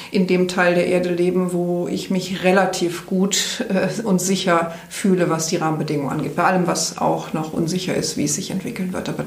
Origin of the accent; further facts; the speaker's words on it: Rhineland, Germany; Ich komme aus, aus dem Rheinland, vielleicht ist mir das da ein bisschen in die Wiege gelegt